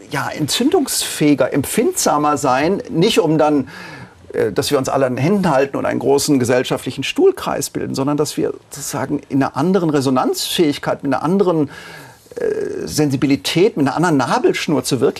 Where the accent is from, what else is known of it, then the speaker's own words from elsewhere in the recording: Tübingen, Baden-Württemberg, Germany; Natürlich argumentiere ich als ein schlecht verkappter Idealist. Ich komme aus Tübingen, darf ich